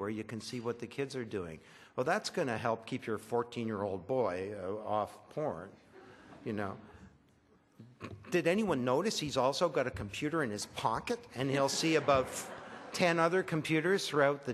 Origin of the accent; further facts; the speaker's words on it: Orillia, Ontario, Canada; I was raised in Orillia.